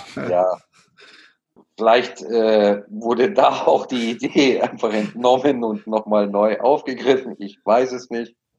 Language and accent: German; Munich, Bavaria, Germany; mir als Münchner